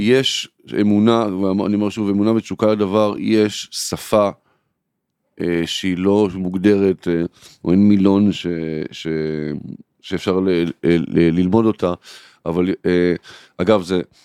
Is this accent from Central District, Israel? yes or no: yes; Kfar Saba, Central District, Israel; also born or lived in Tel Aviv; אני אה, גדלתי בכפר סבא